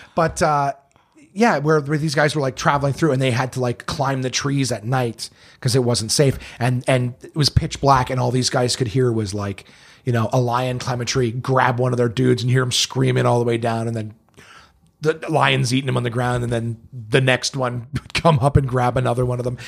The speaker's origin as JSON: {"language": "English", "town": "Ottawa", "region": "Ontario", "country": "Canada", "said": "I'm from Ottawa."}